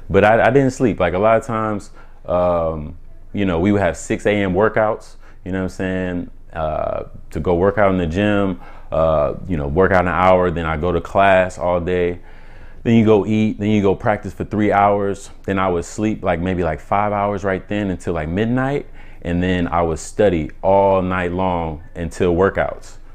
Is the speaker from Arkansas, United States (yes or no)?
no; Omaha, Nebraska, United States; also born or lived in Atlanta, Georgia; Ooh, originally I'm from Omaha, Nebraska. Um, I went to high school in Atlanta